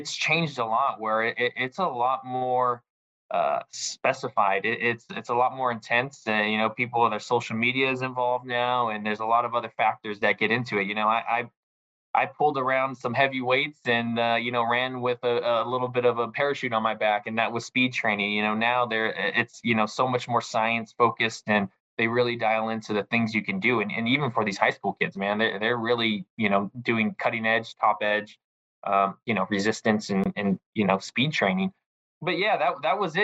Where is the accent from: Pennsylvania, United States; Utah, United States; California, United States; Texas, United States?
California, United States; Southern; moved away as an adult; also born or lived in Hawaii; I'm 33 years old, born in 1988, but I grew up in Southern California.